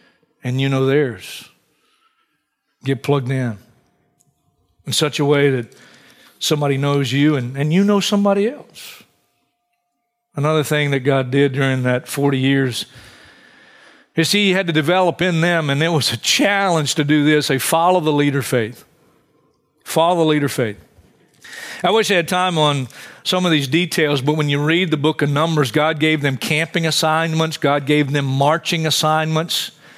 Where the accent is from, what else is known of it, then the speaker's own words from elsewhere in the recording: Hartsville, South Carolina, United States; I grew up in Hartsville, South Carolina, a great vacation spot.